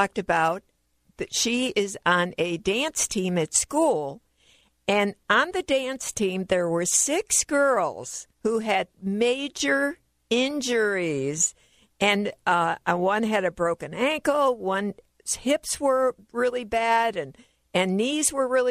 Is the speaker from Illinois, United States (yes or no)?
yes; Chicago, Illinois, United States; moved away; I'm originally from Chicago.